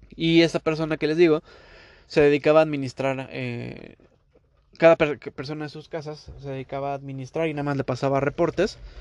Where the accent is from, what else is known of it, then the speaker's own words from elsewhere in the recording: Mexico; moved away as an adult; now in Toronto, Canada; este mexicano hablando